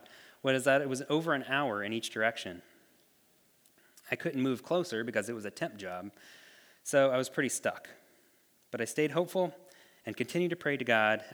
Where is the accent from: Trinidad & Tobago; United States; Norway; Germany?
United States; Ohio; moved away as an adult; I grew up in Ohio. All my family still lives there